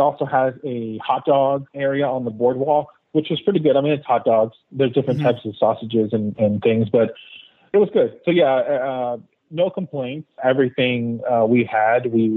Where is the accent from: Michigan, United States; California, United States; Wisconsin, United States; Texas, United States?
Texas, United States; We're from Texas